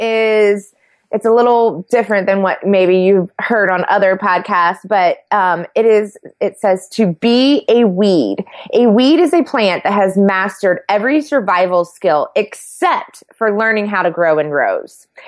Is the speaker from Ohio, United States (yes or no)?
yes; Sidney, Ohio, United States; Well, I am from a very small town in Ohio. I'm from Sydney, and when I tell people I'm from Sydney, most people are like, oh, Australia, and I'm like, no, Sydney, Ohio.